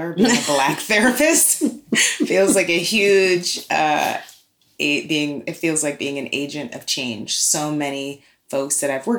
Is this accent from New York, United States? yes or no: yes; New York City, New York, United States; now in Oakland, United States; I'm from New York City, born in Brooklyn.